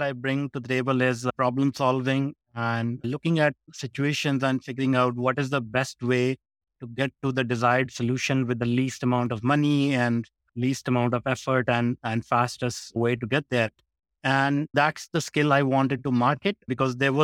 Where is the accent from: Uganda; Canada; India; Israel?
India; moved away as an adult; also born or lived in North America; I grew up in India and I started my career at 15 working in a factory for $2 a day.